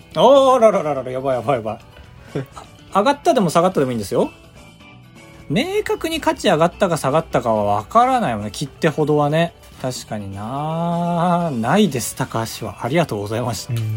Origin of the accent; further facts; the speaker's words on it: Sapporo, Hokkaido, Japan; moved away; 北海道出身だから